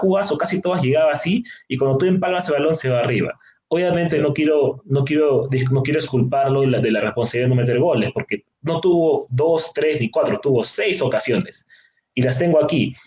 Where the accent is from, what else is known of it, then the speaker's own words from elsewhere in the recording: Lima, Peru; como limeño que soy